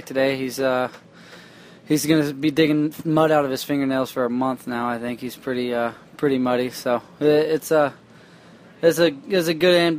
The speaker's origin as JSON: {"language": "English", "region": "Missouri", "country": "United States", "said": "I rode a little bit of mud growing up. I'm from Missouri, so we got quite a bit of mud"}